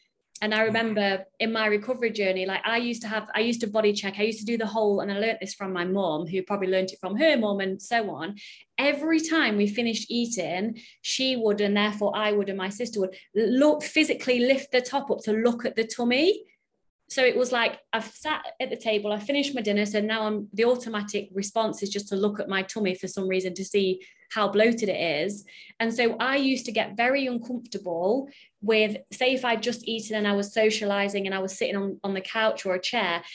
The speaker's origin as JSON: {"language": "English", "country": "United Kingdom", "said": "I'm British"}